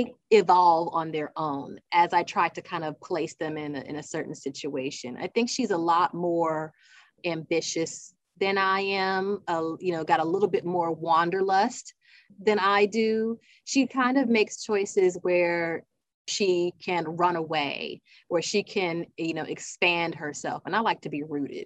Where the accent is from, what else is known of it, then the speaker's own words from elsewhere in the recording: South Carolina, United States; now in Georgia, United States; I'm from South Carolina